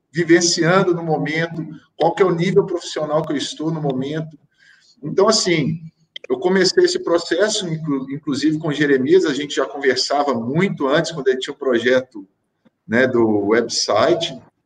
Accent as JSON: {"language": "Portuguese", "country": "Brazil", "moved": "as an adult", "said": "é muito importante eu manter laços com o meu país de origem, né? É, é onde eu sou enraizado, eu tenho total interesse de voltar a atuar no Brasil como treinador."}